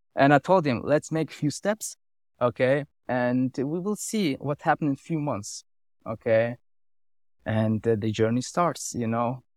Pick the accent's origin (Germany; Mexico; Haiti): Germany; English is a second language; moved away as an adult; now in Switzerland; I grew up in Germany, now I live for three or four years here